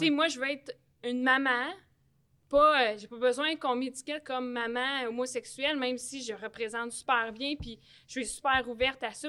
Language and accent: French; Repentigny, Quebec, Canada; je suis née à Repentigny. J'ai tout fait mon baseball mineur à Repentigny